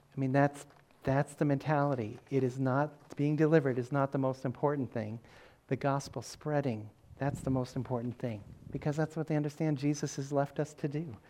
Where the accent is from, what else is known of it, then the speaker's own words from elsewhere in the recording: Massachusetts, United States; I said, Massachusetts